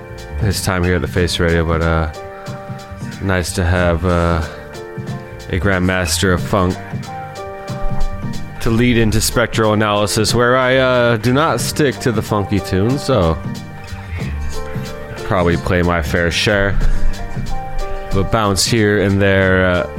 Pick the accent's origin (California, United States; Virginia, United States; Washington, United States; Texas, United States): Washington, United States; I am from Washington State, so chances are it's a rainy kind of way back home.